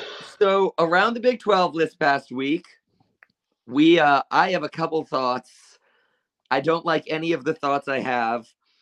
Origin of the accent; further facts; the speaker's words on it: Florida, United States; I'm from Florida